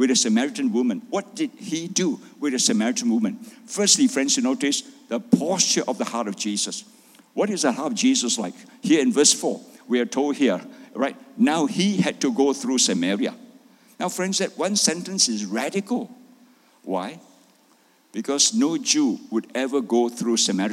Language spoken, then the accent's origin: English; Malaysia; My wife is Doris. I'm a pastor from Malaysia